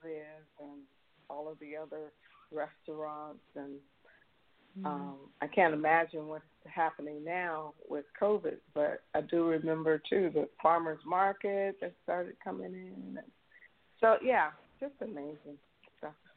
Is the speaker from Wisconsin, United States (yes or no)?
no; San Francisco, California, United States; moved away as an adult; also born or lived in Oakland; now in Mississippi, United States; I'm I'm from San Francisco, born and raised mm-hmm. in San Francisco